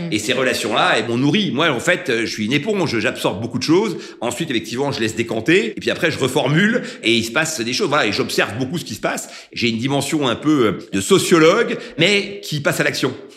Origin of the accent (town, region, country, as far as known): Concarneau, Brittany, France; born or raised there; moved away as an adult; also born or lived in Paris